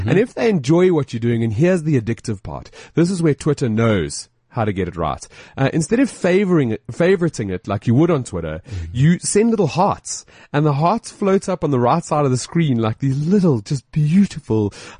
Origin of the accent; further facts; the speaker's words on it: South Africa; accent: South African; I think it's my South accent.